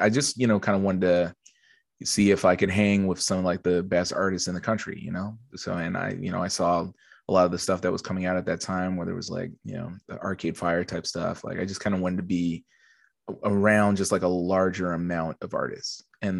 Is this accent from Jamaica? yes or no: no; Edmonton, Alberta, Canada; also born or lived in Montreal; now in Toronto, Canada; Yeah, so I moved from Edmonton in 2009. And I lived in Montreal for 6 years. I moved from Edmonton to Montreal specifically because, you know